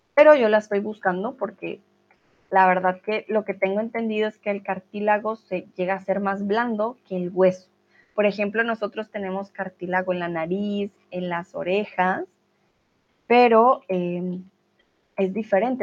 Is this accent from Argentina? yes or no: no; Colombia; now in Germany; soy de Colombia